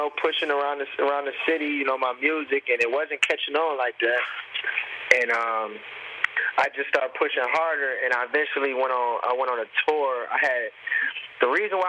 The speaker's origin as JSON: {"language": "English", "town": "Detroit", "region": "Michigan", "country": "United States", "said": "I'm from Detroit"}